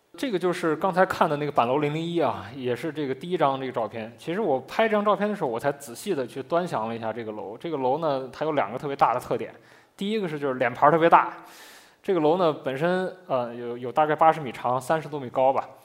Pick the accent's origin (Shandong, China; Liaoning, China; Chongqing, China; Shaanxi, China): Shaanxi, China; moved away as an adult; now in Beijing, China; 因为我，我是一个陕西人嘛， 就我， 我自己并没有住在窑洞里